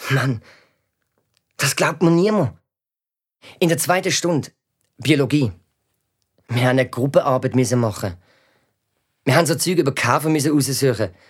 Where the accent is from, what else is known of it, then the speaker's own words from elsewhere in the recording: Albania; German is a second language; now in Switzerland; Also von dort, wo unsere Familie herkommt. Ich komme aus Albanien.